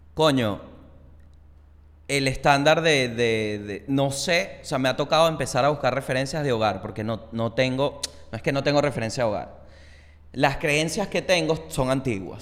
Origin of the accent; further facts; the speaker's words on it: Venezuela; moved away; also born or lived in Chile; yo siendo venezolano con trabajo afuera